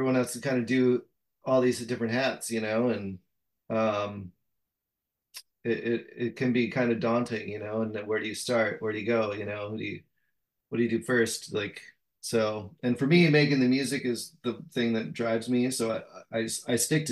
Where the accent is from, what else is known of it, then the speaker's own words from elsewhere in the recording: just outside of Madison, Wisconsin, United States; I grew up just outside of Madison, Wisconsin